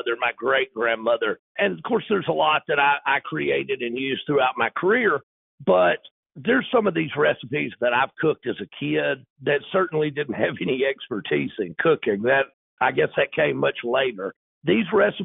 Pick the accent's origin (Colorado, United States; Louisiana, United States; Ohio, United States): Louisiana, United States; North; moved away as an adult; I'm actually from North Louisiana. Most of my career was spent in South Louisiana, but I'm back in North Louisiana.